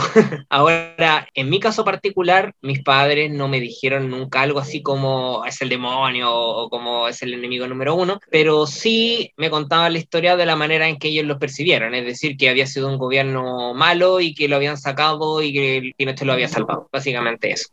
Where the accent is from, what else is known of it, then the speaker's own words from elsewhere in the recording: Chile; el chileno tiende a ser medio etnocéntrico también